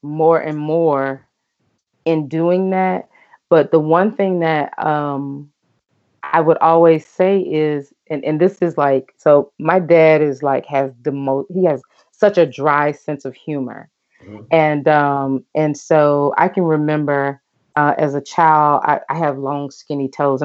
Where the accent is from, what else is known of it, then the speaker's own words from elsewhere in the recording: Mississippi, United States; moved away as an adult; also born or lived in Mexico; I'm from Mississippi